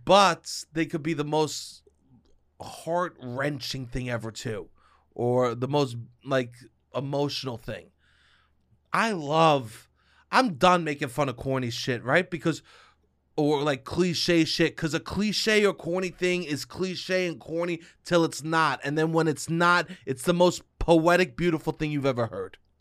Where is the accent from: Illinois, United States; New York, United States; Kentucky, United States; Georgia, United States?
New York, United States; accent: New York